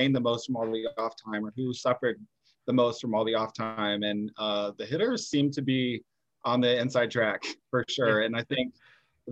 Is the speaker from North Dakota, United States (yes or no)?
no; Missouri, United States; moved away as an adult; now in Champaign, United States; I grew up in Missouri